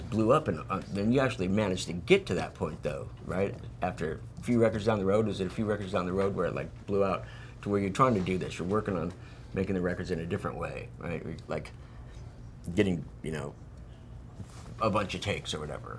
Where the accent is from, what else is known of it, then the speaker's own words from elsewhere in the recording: Phoenix, Arizona, United States; I'm from Phoenix, you know, to where it's just fucking hot